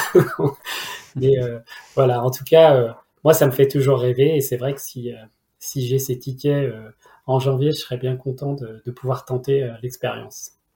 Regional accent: region of the SaintéLyon race, Auvergne-Rhône-Alpes, France; moved away; qui est dans ma région d'origine

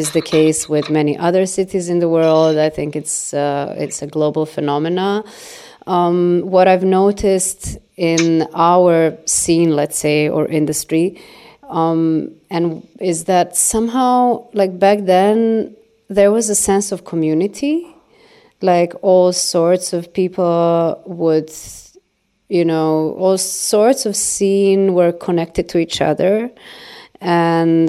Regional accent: Belgrade, Serbia; moved away as an adult; also born or lived in Berlin, Germany; I'm from Belgrade and I grew up in Belgrade.

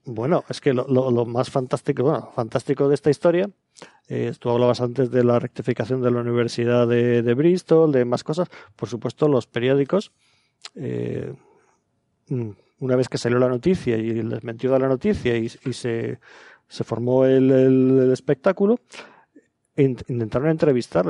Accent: Aragon, Spain; yo soy aragonés de nacimiento

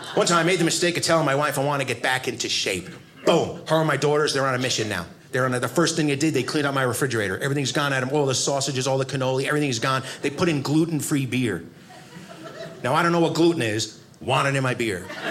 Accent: United States; I'm an American.

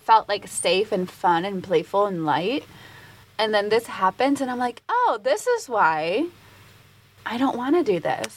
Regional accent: Puerto Rico; growing up in Puerto Rico, it is a Latin culture

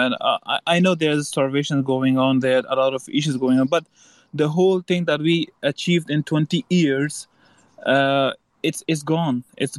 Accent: Afghanistan; moved away as an adult; now in Edinburgh, United Kingdom; I'm joining you from Scotland, Edinburgh. I newly arrived to the UK just about 2 months from Afghanistan.

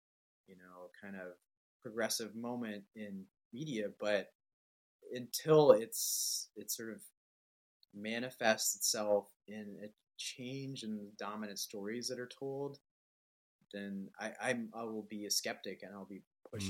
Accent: Canada; moved away as an adult; now in United States; I was born in Canada. I'm like biracial Muslim, you know, lived most of my adult life in the United States

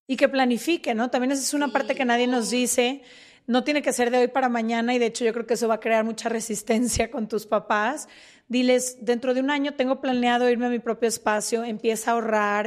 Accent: Guadalajara, Jalisco, Mexico; nosotras somos de Guadalajara

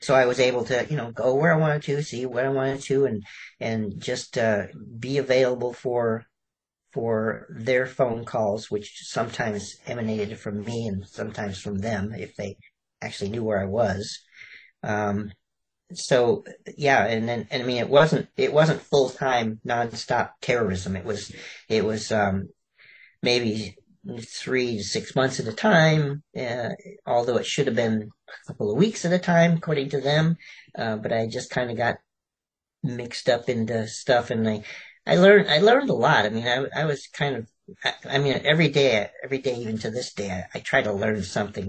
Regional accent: Chicago, Illinois, United States; moved away; also born or lived in Alabama / California; I was actually born in Alabama, of all places, um, and I, I actually um, brewed um, and sold moonshine with my father. And I, I grew up in Chicago

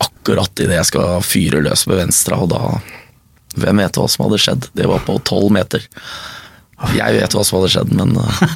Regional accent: Stavern, Vestfold, Norway; Jeg vokste opp i Stavern

